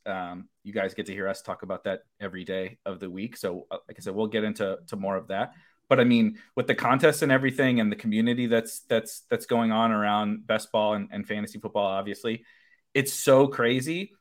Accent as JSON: {"language": "English", "town": "St. Louis", "region": "Missouri", "country": "United States", "lives_now": "Illinois, United States", "said": "I say I'm from Saint Louis, but I live on the, on the suburbs of Illinois"}